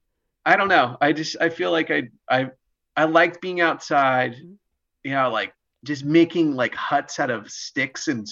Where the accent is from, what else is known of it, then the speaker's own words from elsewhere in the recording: Roseville, California, United States; also born or lived in Pennsylvania; I grew up in Roseville, near Sacramento, home of the Auto Mall